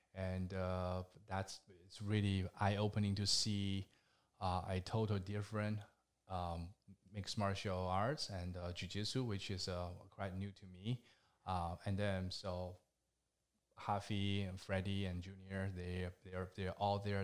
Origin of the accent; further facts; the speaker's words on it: China; moved away as an adult; now in United States; I am from China, and, uh, last December, I finally become a, a U S citizen.